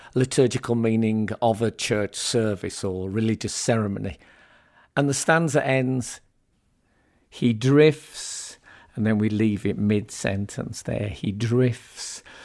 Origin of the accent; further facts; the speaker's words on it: Birmingham, West Midlands, United Kingdom; moved away as an adult; now in London, United Kingdom; I grew up essentially in Birmingham and then moved to London in later life.